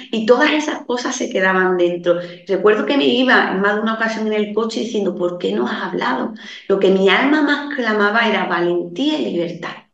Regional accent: Andalusia, Spain; Yo soy de un pueblo muy pequeñito, aquí en la campiña sevillana

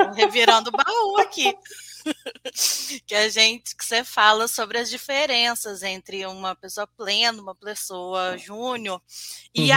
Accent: Juiz de Fora, Minas Gerais, Brazil; eu sou de Juiz de Fora, Minas Gerais

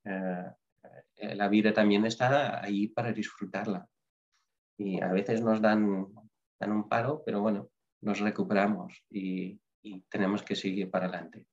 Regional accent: Netherlands; moved away; yo soy holandés

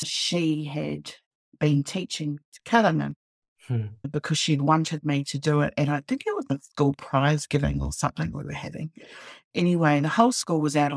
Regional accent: Pangaru, Northland, New Zealand; also born or lived in Kaikohe; I hail from Pangaru in the Hokianga. So I was lucky enough to grow up there, to school there.

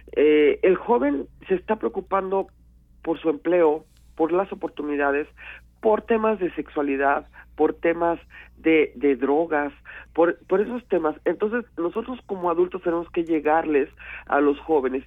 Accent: Mexico; Somos mexicanos.

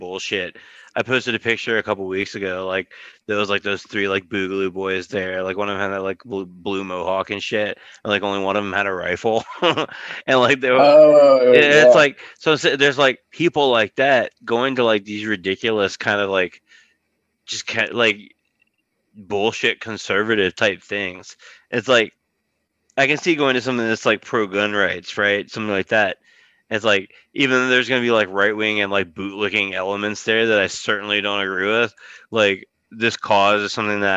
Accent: Richmond, Virginia, United States; I live in Richmond, it's like my hometown

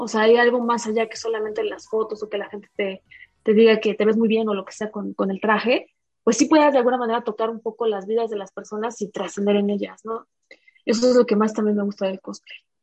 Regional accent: Mexico City, Mexico; Soy de aquí, de la Ciudad de México.

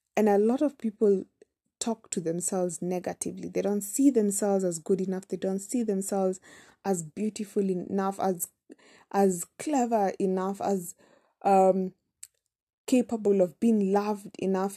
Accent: Kenya; we come from Kenya. We pronounce things differently.

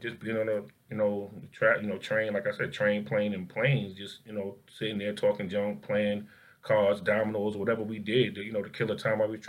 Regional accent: United States; not to mention we come from Newark in the Bronx.

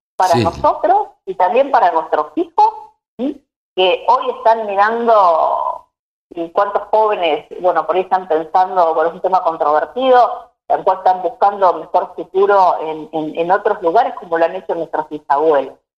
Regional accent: Vigar, Santa Fe, Argentina; now in Junín, Argentina; nací en Vigar, eh, un pueblo

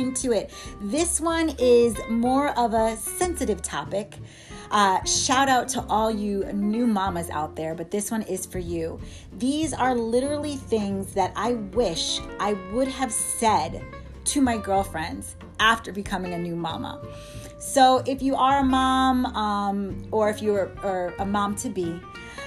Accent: New York, United States; moved away as an adult; also born or lived in Miami; I went to school in Miami, so I'm from New York

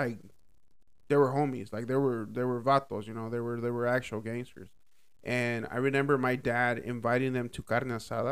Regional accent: Dallas, Texas, United States; growing up in Oak Cliff in that area, it was a little bit different compared to like, because like where I grew up, I guess it's like Central Oak Cliff

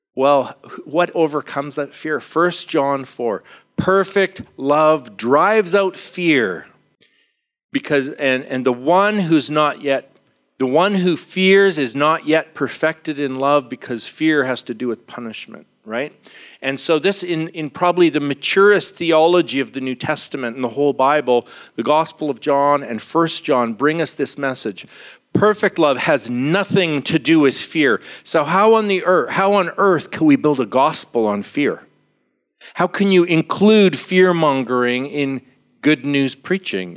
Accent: Vancouver, British Columbia, Canada; I'm from Vancouver, Canada

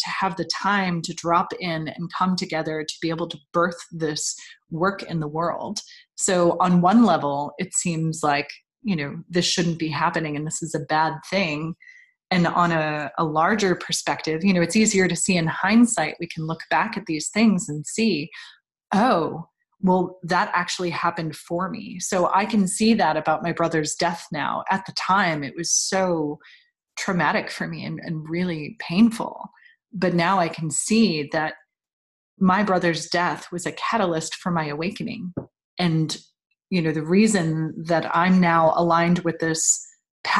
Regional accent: New York, United States; moved away; I grew up in New York, so my family was all on the East Coast.

